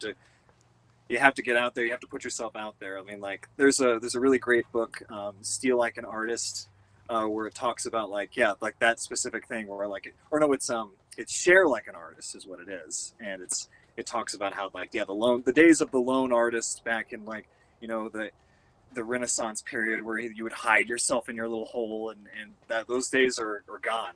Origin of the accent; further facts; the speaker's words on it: Wichita, Kansas, United States; I grew up outside Wichita